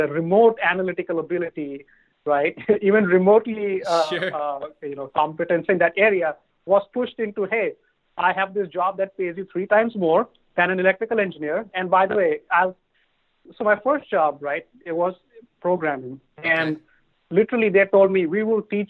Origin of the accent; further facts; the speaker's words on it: Mumbai, Maharashtra, India; moved away as an adult; now in United States; I grew up in Mumbai, in India, and I lived there up until I finished my undergraduate in engineering